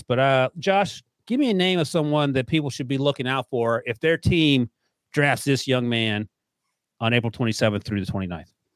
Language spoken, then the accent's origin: English; North Carolina, United States; moved away; I grew up in North Carolina.